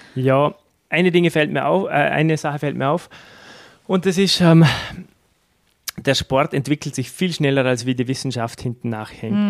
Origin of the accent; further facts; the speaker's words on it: Austria; in Dormen, wo ich her bin